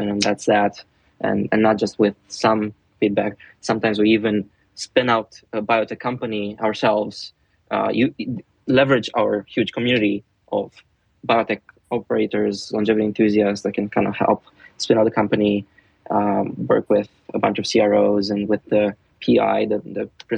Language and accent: English; Romania; I'm from Romania